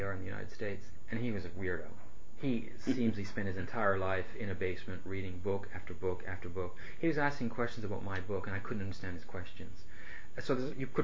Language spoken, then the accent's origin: English; Canada; I'm Canadian. I love Canada.